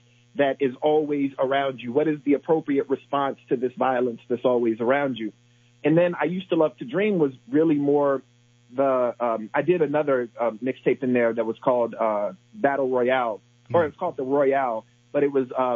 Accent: Decatur, Illinois, United States; now in Charlottesville, United States; growing up in Decatur

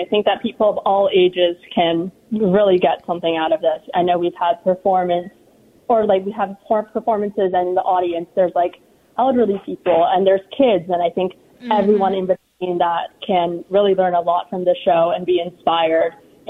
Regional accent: Los Angeles, California, United States; I'm from Southern California. I'm from Los Angeles.

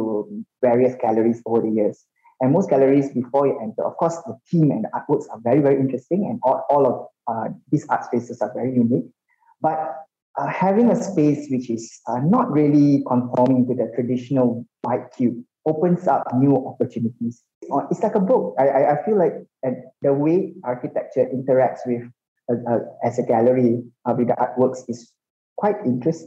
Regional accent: Malaysia; as a Malaysian

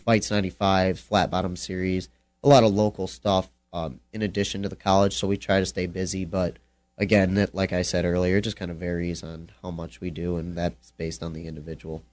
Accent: Lake Michigan, Midwest, United States; I fished jigs all my life. I'm from Lake Michigan.

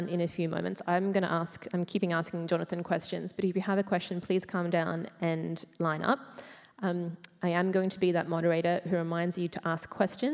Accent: Australia; as an Australian of a certain age and background

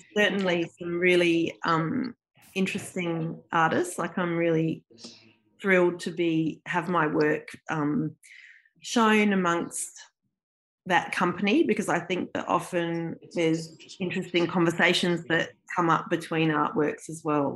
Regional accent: Adelaide, South Australia, Australia; moved away as an adult; also born or lived in Melbourne, Australia; now in Canberra, Australia; I wasn't born in Australia, but my parents are both Australian, and I grew up in Adelaide, in South Australia

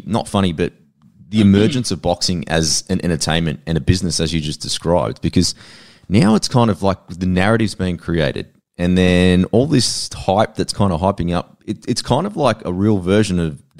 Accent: Sydney, New South Wales, Australia; I grew up in a town called Blacktown in Sydney, and it's a very populated Maltese and also Filipino.

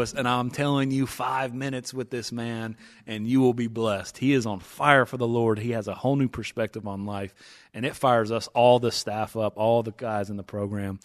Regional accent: East Tennessee, United States; I'm from East Tennessee, uh, gone to Dollywood numerous times, season tickets

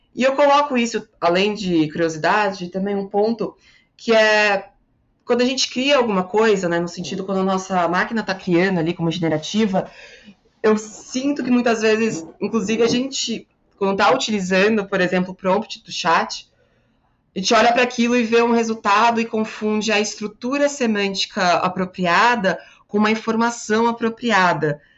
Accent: Porto Alegre, Rio Grande do Sul, Brazil; accent: southern ("aqui no Sul", tu vai); aqui em Porto Alegre, de onde eu sou

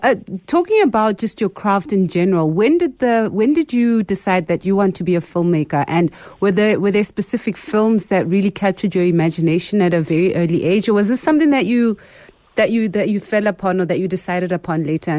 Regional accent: Botswana; I grew up in Botswana, so that stuff came really late in the day.

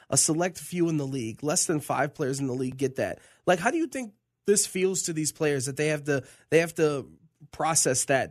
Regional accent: Tampa, Florida, United States; growing up in Tampa, Florida, around the lake and being chased by an alligator

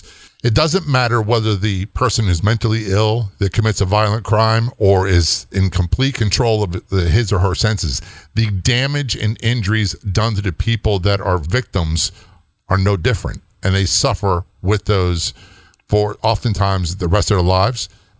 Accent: Norfolk, Virginia, United States; People don't realize, you know, I grew up in Norfolk, Virginia, big naval installations, there, a lot of military.

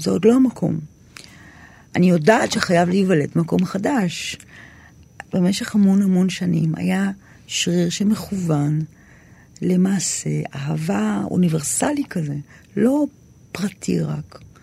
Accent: Tel Aviv-Yafo, Tel Aviv District, Israel; אני גדלתי ביפו ג'

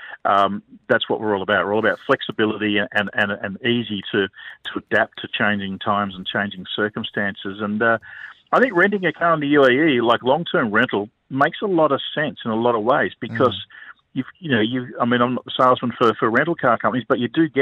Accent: Australia

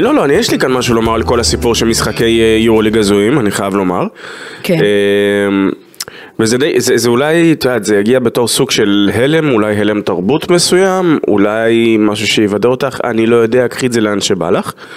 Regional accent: Israel

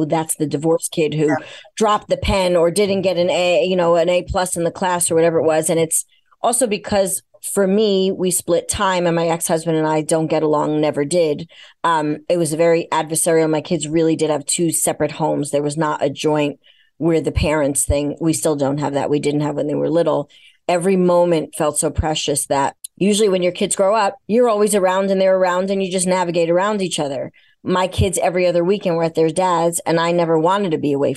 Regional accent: New York, United States; I'm a New Yorker

